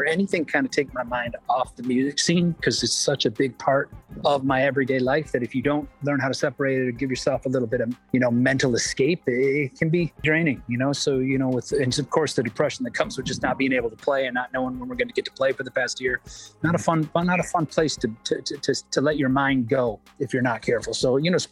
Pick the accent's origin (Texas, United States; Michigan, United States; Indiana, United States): Michigan, United States; I'm from Michigan, so Eastern time zone.